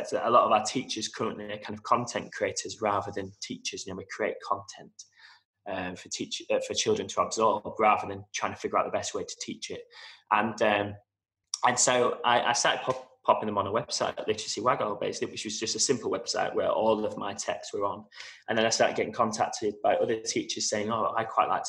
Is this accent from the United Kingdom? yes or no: yes; Manchester, North West England, United Kingdom; moved away as an adult; now in Dubai, United Arab Emirates; I'm originally from Manchester